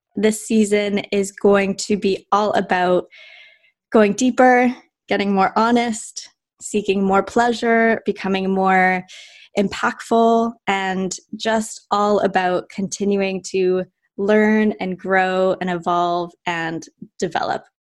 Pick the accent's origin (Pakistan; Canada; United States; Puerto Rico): Canada; Vancouver, British Columbia; now in London, United Kingdom; I'm Canadian. I'm from Vancouver, Canada